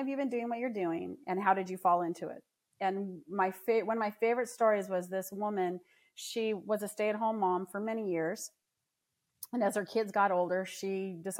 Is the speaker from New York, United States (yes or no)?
no; Southern California, United States; I grew up in Southern California